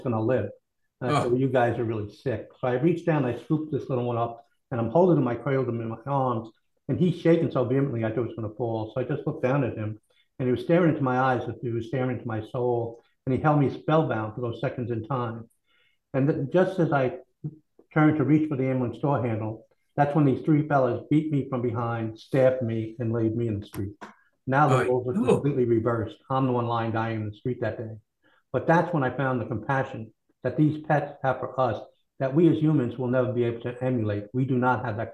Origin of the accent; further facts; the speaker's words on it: Kentucky, United States; moved away as an adult; also born or lived in New York; I'm originally from Kentucky, and after school, I went to New York